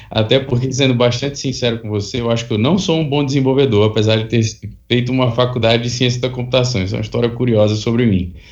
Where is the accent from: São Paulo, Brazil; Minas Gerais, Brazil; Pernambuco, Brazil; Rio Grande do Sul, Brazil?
Pernambuco, Brazil; Recife; Eu nasci em Recife e lá passei boa parte da minha vida. Fiz a, a universidade lá.